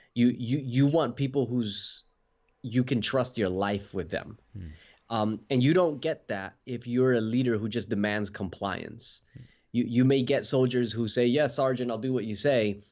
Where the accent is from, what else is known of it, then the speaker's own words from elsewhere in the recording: New Jersey, United States; now in Western Australia, Australia; I was uh, born and raised in New Jersey. And now uh, I live in Western Australia